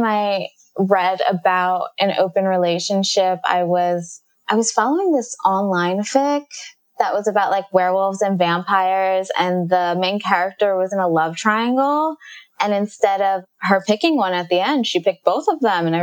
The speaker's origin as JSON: {"language": "English", "town": "New York City", "region": "New York", "country": "United States", "tie": "born or raised there", "lives_now": "New York City, United States", "said": "I grew up in Jamaica, Queens, in New York"}